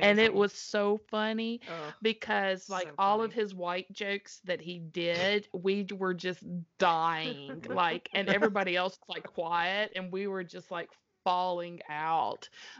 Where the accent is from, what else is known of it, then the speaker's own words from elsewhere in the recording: Columbus, Mississippi, United States; I'm living in Columbus. I'm from Columbus, Mississippi. And we had two movie theaters.